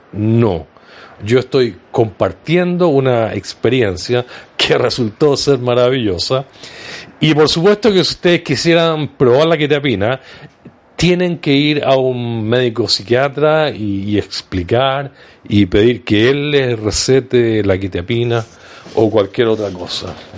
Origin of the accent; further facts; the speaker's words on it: Viña del Mar, Valparaíso, Chile; mi ciudad natal, desde Viña del Mar, Chile.